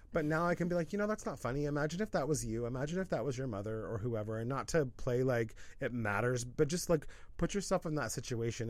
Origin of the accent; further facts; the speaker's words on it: Pacific Northwest, United States; moved away; also born or lived in Los Angeles; We're both from the Pacific Northwest